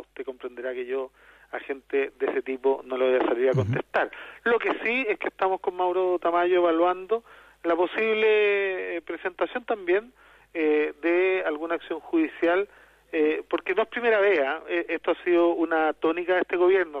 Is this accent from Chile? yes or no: yes; Chile; nuestro país